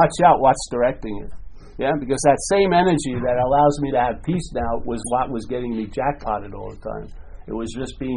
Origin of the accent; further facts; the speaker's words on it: California, United States; I'm from California